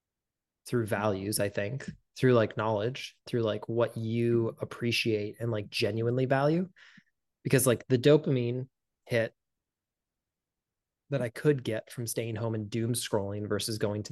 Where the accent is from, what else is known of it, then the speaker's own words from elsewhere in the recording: Midwest, United States; And I'm not whatsoever. I'm like from the Midwest